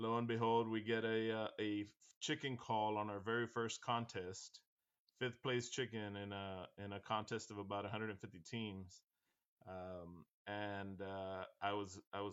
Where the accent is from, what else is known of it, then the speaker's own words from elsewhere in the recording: Weslaco, Texas, United States; We opened up our first butcher shop here in my hometown of Weslaco, Texas